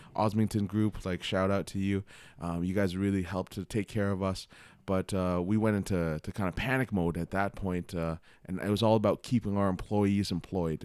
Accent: Toronto, Ontario, Canada; I grew up in Scarborough. So, it's like, uh, I was always close to Toronto

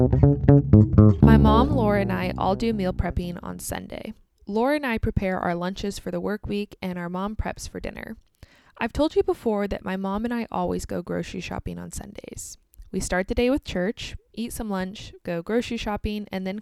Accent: United States; also born or lived in Kansas

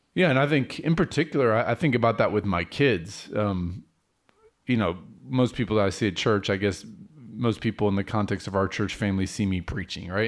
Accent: United States; as an American Christian

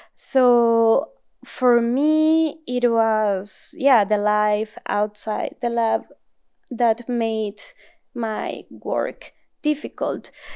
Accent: northern Mexico, Mexico; English is a second language; moved away as an adult; also born or lived in Germany; now in Southern California, United States; grew up in Mexico and also in the north of Mexico

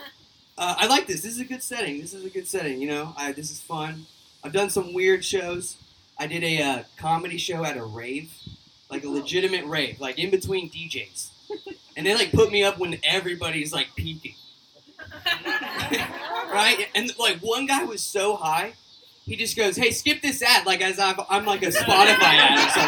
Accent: Oklahoma, United States; I am from Oklahoma. I am an Okie

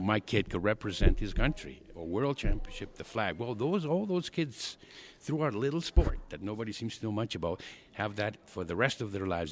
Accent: Argentina; now in Calgary, Canada; born and raised in Argentina

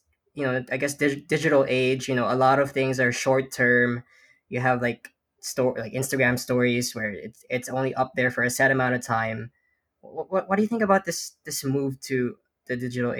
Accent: Philippines; now in New York, United States; I grew up in the Philippines before I moved here to the U.S.

